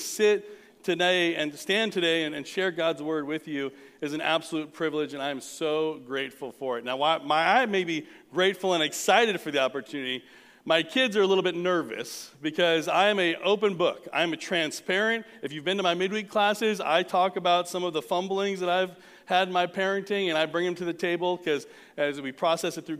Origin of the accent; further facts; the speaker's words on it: Southern California, United States; now in North Texas, United States; I'm from Southern California, weren't a lot of barns